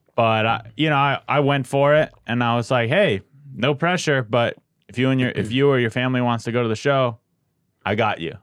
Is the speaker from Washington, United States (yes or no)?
no; San Diego, California, United States; I grew up in San Diego